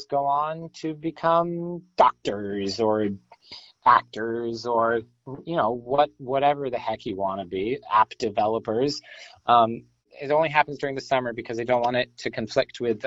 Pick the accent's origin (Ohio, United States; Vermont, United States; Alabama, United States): Vermont, United States; Can't say I was born here, but I was definitely raised here.